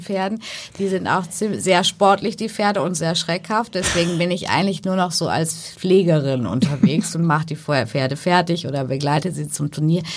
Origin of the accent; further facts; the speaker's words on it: Paderborn, North Rhine-Westphalia, Germany; moved away; also born or lived in Hamburg; Ich bin ja ähm, gebürtige Hamburgerin, aber ja. groß geworden zwischen Paderborn und Bielefeld mhm. und in Paderborn zur Schule gegangen ins Michaelskloster